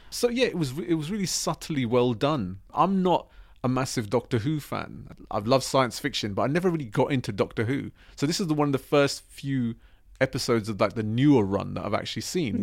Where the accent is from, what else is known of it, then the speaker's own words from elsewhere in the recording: United Kingdom; we are British and we are Asian